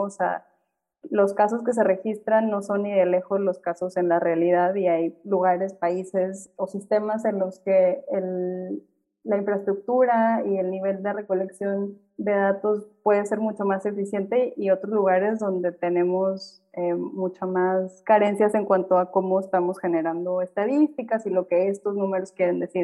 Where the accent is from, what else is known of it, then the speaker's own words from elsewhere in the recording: Monterrey, Nuevo León, Mexico; Yo, por ejemplo, que crecí en Monterrey